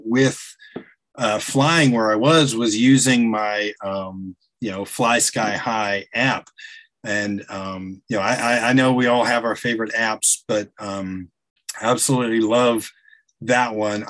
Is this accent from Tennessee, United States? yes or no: yes; Chattanooga, Tennessee, United States; now in Atlanta, United States; I spent several years growing up in the Chattanooga area